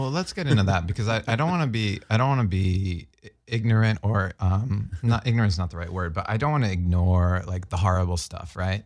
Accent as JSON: {"language": "English", "town": "Boston", "region": "Massachusetts", "country": "United States", "tie": "born or raised there", "said": "growing up in Boston"}